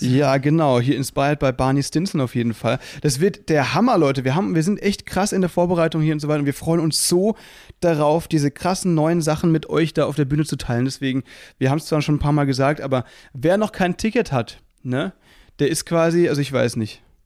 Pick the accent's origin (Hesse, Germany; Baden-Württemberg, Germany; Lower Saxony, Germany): Baden-Württemberg, Germany; Müllheim; moved away; es war eine Kleinstadt, so 20.000 äh, Einwohner im Müllheim, ne? zwischen Freiburg und Basel